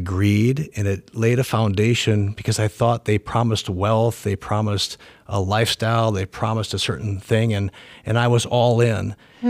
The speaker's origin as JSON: {"language": "English", "town": "Madison", "region": "Wisconsin", "country": "United States", "tie": "born or raised there", "lives_now": "Lancaster, United States", "said": "Well, I'm from Madison, Wisconsin. That's where I grew up."}